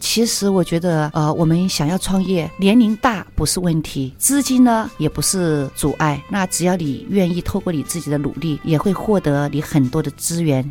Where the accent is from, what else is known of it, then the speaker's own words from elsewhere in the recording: Guilin, Guangxi, China; moved away as an adult; now in Taiwan; 我们桂林的乡音就是